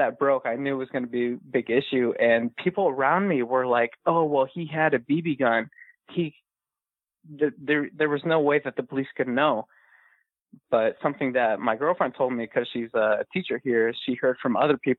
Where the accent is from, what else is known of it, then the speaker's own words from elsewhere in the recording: Washington, United States; moved away as an adult; now in Columbus, United States; We're both from Washington State, but we're both living here in Columbus, Ohio now.